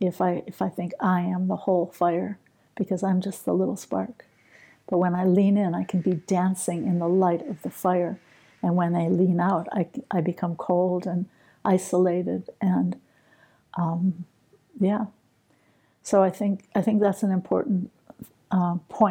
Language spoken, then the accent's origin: English; New York, United States; I'm partly from New York